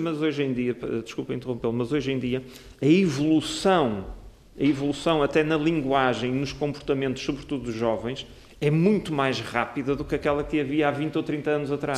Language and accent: Portuguese; Portugal; nós somos portugueses, partilhamos a mesma língua